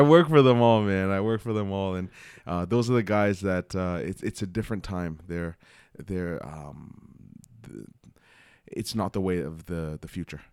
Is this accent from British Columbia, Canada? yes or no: no; Toronto, Ontario, Canada; I grew up in Scarborough. So, it's like, uh, I was always close to Toronto